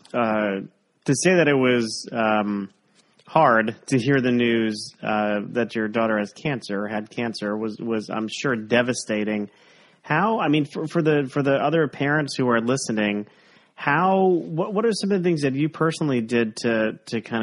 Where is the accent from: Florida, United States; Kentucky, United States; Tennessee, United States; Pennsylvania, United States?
Florida, United States; South; We grew up in South Florida